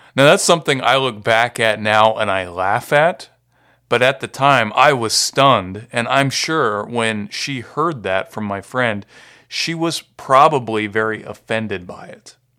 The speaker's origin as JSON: {"language": "English", "town": "Marietta", "region": "Ohio", "country": "United States", "also_born_or_lived": "Delaware, Ohio", "said": "I'm from Marietta, Ohio"}